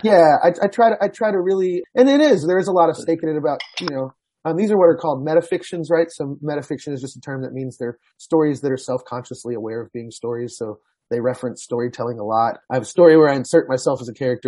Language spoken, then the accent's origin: English; Houston, Texas, United States; Houston as uh, it's my hometown